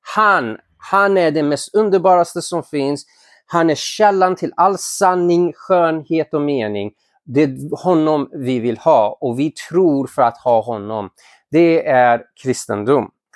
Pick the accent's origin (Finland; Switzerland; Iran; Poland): Iran; now in Sweden; jag är ursprungligen från Iran